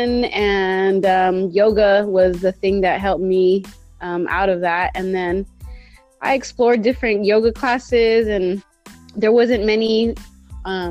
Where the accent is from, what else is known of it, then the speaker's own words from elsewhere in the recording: Bay Area, California, United States; I was born and raised in the Bay Area